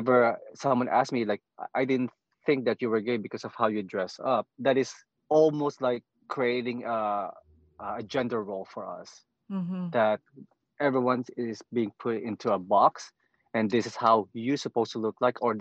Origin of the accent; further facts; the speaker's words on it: Philippines; moved away; I'm Filipino